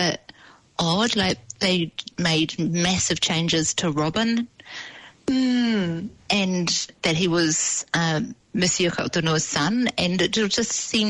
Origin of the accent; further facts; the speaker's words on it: New Zealand; how many of us grew up with little white sheepskins beside our beds as Kiwi kids?